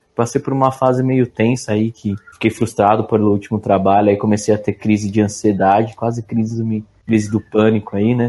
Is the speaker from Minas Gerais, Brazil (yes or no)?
no; São Bernardo do Campo, São Paulo, Brazil; Eu sou de São Bernardo, pra você ter ideia, aqui não tem trem